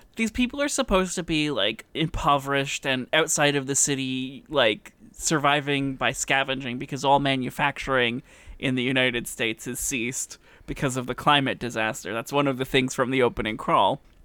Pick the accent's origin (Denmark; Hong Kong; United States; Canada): Canada; It's part of being Canadian